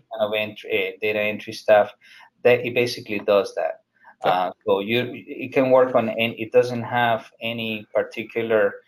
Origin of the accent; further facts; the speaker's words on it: Colombia; now in Fort Lauderdale, United States; I'm from Colombia myself